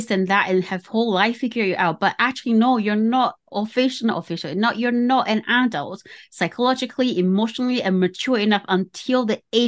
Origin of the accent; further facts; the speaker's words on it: Taiwan; moved away; I was born in Taiwan. It's Asian culture, so it's very different